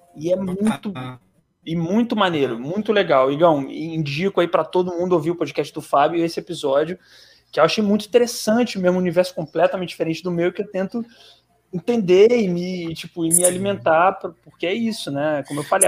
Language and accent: Portuguese; Rio de Janeiro, Brazil; É, a gente é do Rio. A gente é do Rio